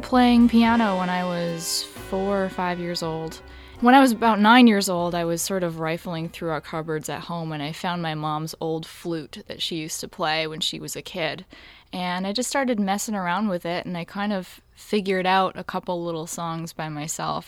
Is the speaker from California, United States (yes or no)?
no; West Hartford, Connecticut, United States; moved away; also born or lived in New York; I'm from West Hartford, Connecticut.